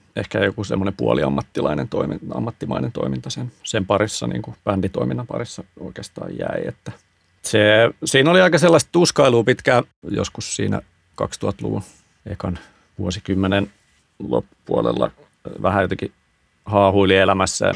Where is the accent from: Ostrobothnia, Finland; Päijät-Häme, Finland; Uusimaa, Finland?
Uusimaa, Finland; Hyvinkää; mä oon Hyvinkäältä kotoisin